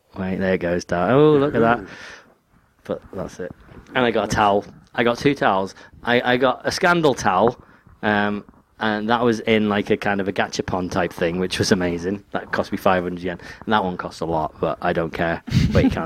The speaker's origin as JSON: {"language": "English", "region": "England", "country": "United Kingdom", "said": "I'm English."}